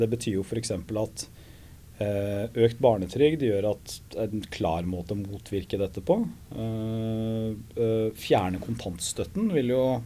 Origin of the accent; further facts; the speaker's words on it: Porsgrunn, Telemark, Norway; Hydro hjemme i Porsgrunn